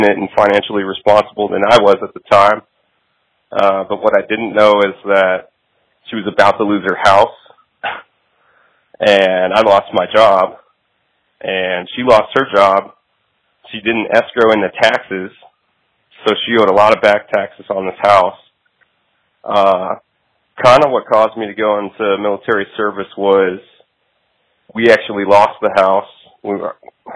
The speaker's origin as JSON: {"language": "English", "town": "Rosenberg", "region": "Texas", "country": "United States", "tie": "born or raised there", "also_born_or_lived": "Arizona", "said": "I'm originally from Arizona, but I grew up in Texas most of my life. I'm from Rosenberg, Texas."}